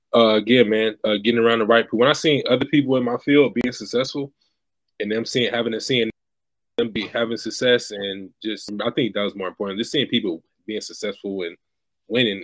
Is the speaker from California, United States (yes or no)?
yes; Bay Area, California, United States; now in Stockton, United States; originally born and raised in the Bay Area, now currently residing in Stockton, California